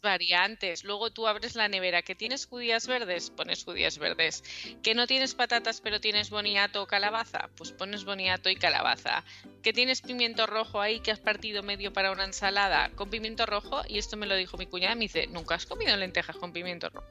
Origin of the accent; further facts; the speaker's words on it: Mallorca, Balearic Islands, Spain; yo soy de Mallorca